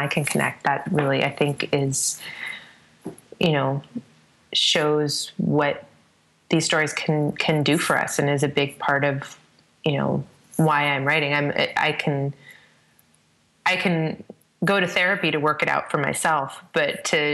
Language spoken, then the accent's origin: English; Northern California, United States; my hometown and has its headwaters very close to where my dad and my brother and I have a cabin together in an area of the mountains in the Sierra Nevada in Northern California that I spent a lot of time in growing up